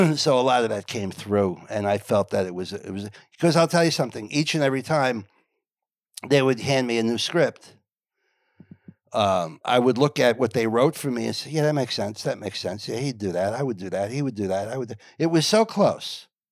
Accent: Englewood, New Jersey, United States; I grew up in Englewood, New Jersey, which is Northern New Jersey

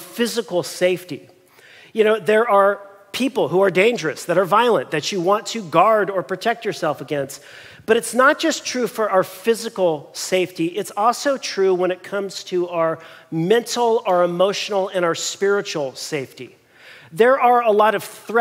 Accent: Long Beach, California, United States; we were born and raised in Long Beach

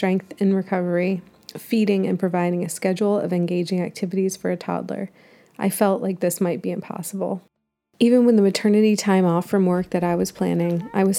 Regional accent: New Jersey, United States; now in Durham, United States; my home state and where my parents are, New Jersey

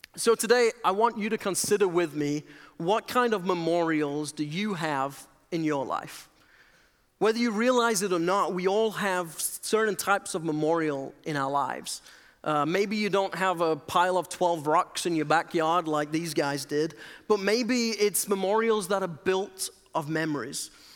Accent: England, United Kingdom; moved away as an adult; I'm originally from England

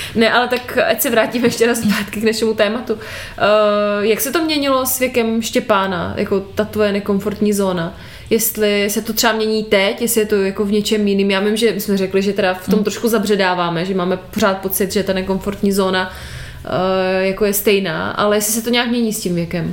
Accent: Moravia, Czechia; U nás na Moravě

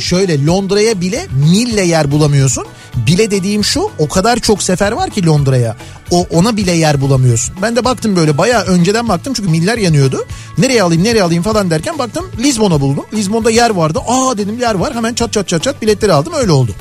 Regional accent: Istanbul, Turkey; Biz dedim İstanbulluyuz

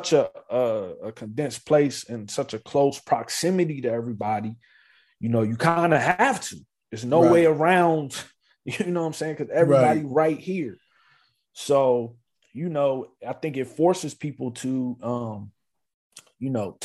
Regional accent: Maryland, United States; moved away; also born or lived in South Carolina; we moved when I was 8 years old to Maryland, right outside of the Washington, D.C. area. And that's where I went, finished from like third grade all the way to high school, right there

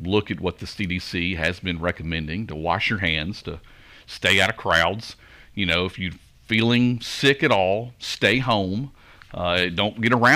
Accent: Goodlettsville, Tennessee, United States; also born or lived in Hendersonville, Tennessee; I had always had in my mind to move back to my hometown. In Goodlettsville

